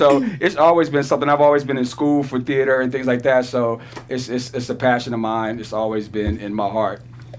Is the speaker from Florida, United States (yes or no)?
no; New York, United States; growing up in New York, it's a huge theater community.